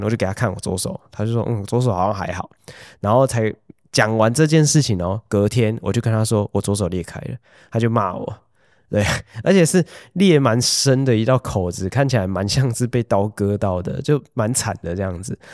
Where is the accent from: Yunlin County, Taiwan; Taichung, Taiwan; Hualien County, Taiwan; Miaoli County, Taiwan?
Hualien County, Taiwan; 我以前小时候在花莲长大，家里面没有用除湿机的习惯